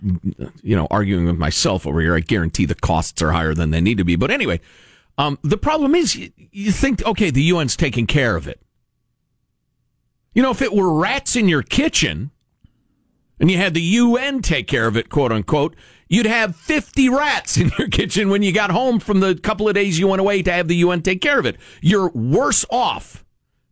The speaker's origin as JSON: {"language": "English", "town": "Chicago", "region": "Illinois", "country": "United States", "tie": "born or raised there", "moved": "yes", "said": "I grew up in the Chicago area"}